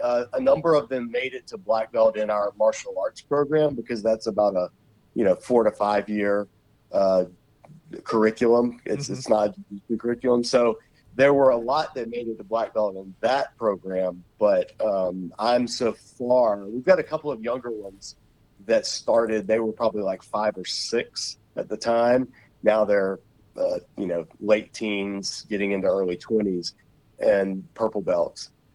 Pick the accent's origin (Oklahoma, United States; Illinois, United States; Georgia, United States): Georgia, United States; Savannah; also born or lived in Macon, Georgia / Charlotte; I grew up in Savannah, so even when we moved to Macon, Georgia, which is in the middle of the state